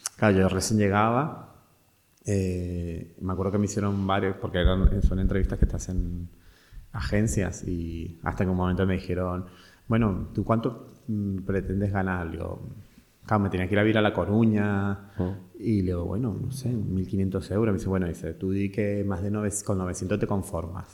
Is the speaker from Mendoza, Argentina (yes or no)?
yes; Mendoza, Argentina; moved away as an adult; also born or lived in Buenos Aires, Argentina; now in Spain; yo vengo de una provincia, que son a 1500 kilómetros de Buenos Aires, de Mendoza